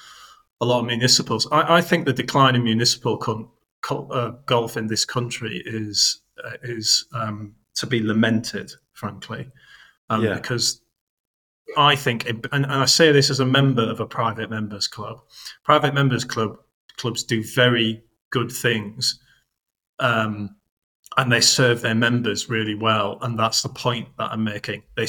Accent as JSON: {"language": "English", "town": "Billingham", "region": "North East England", "country": "United Kingdom", "tie": "born or raised there", "said": "Norton's like halfway between Billingham, where I grew up in Teesside, and Stockton."}